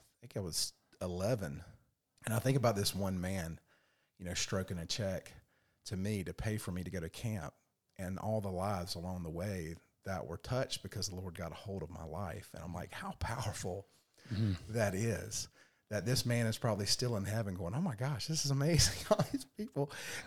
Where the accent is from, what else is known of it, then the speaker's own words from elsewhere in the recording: Raleigh, North Carolina, United States; Raleigh, North Carolina. Yes.